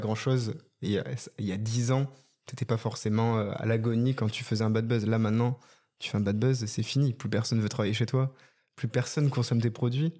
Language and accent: French; Bordeaux, Nouvelle-Aquitaine, France; moved away; je suis en direct depuis Bordeaux, ma ville de cœur, ma ville natale